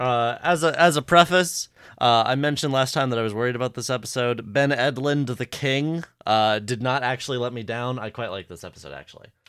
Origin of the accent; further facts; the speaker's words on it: Canada; I'm just Canadian